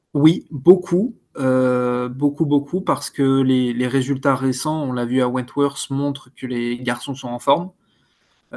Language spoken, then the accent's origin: French; France; on est français, donc européen